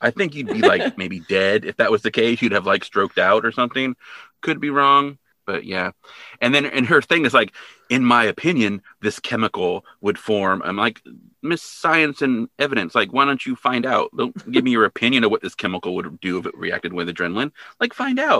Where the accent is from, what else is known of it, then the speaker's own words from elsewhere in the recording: Hanford, California, United States; where I grew up in Hanford, California.